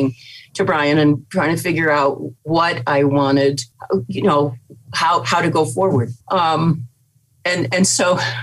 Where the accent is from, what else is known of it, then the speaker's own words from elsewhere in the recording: Corning, New York, United States; also born or lived in Los Angeles; now in Loveland, United States; I'm from upstate New York. I'm from Corning, New York